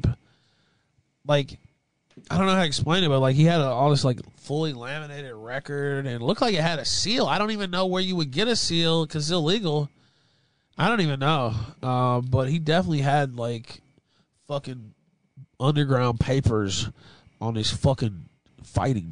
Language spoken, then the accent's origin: English; West Memphis, Arkansas, United States; I'm from West Memphis, Arkansas.